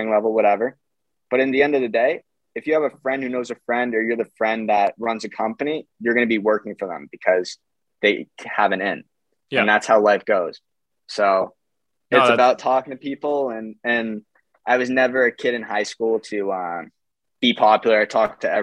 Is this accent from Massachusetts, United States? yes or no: yes; Swampscott, Massachusetts, United States; moved away as an adult; also born or lived in Montreal, Canada; now in Canada; I'm from Boston. They asked me where I grew up in Boston. And I said, it's a little town. It's 3 square miles. It's named Swampscott.